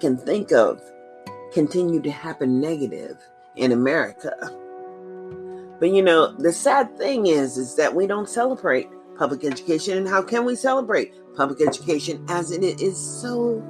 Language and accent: English; United States; I've always been an American